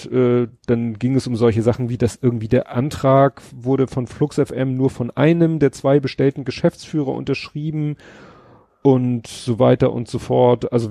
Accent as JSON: {"language": "German", "region": "Hamburg", "country": "Germany", "said": "dann hatte ich so geguckt, ob ich denn als Hamburger den klassisch über UKW hören könnte."}